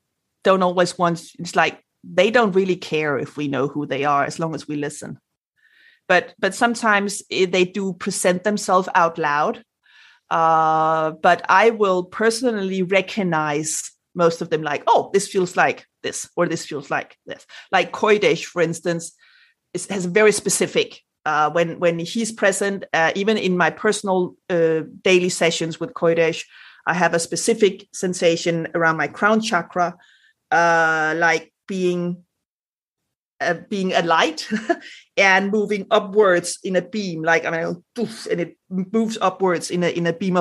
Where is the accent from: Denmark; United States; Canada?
Denmark; first language Danish; English is a second language; since English is not my native language, like my first, I'm Danish